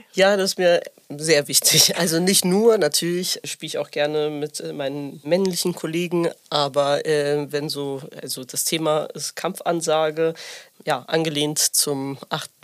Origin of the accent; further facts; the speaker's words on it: near Bielefeld, North Rhine-Westphalia, Germany; also born or lived in Sicily; ich komme aus der Nähe von Bielefeld